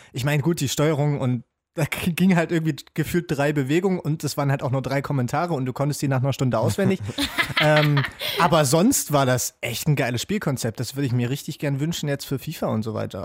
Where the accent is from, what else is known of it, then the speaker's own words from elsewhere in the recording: Jena, Thuringia, Germany; Ich komme ja aus Jena